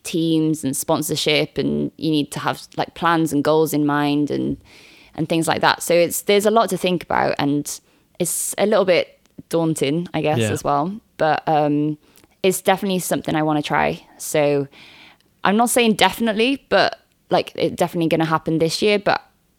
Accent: Wales, United Kingdom; And being Welsh

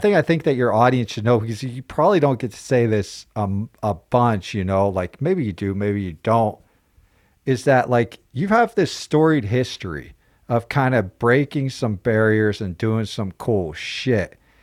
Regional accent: Pennsylvania, United States; moved away; growing up in Pennsylvania, wrestling was the base.

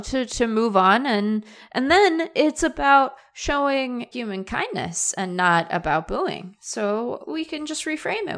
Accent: Seattle, Washington, United States; now in Arizona, United States; I'm from Seattle

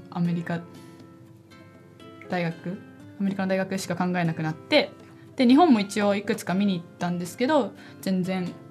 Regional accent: Beijing, China; born there; also born or lived in Japan; 中国生まれなんですよ北京で生まれて日本に帰って北京に行って

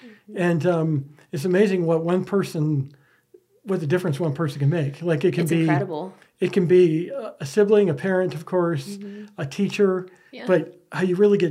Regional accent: Midwest, United States; moved away; I grew up in the Midwest

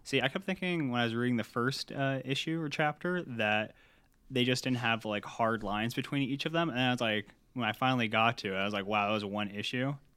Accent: Shelton, Washington, United States; I'm from Shelton

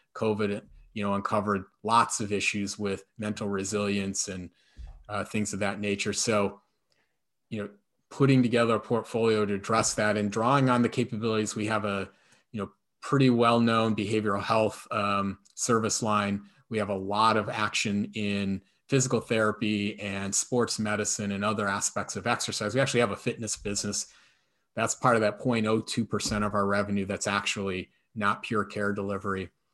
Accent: shores of Lake Erie, Midwest, United States; moved away; I grew up on the shores of Lake Erie and now live on the shores of Lake Michigan

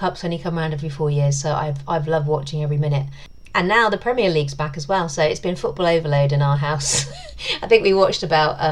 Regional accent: England, United Kingdom; I am English, but half English, half Irish.

